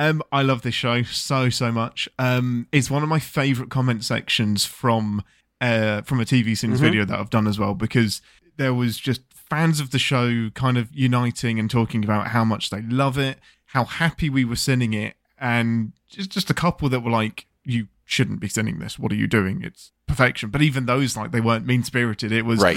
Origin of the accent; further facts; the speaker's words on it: England, United Kingdom; I'm English.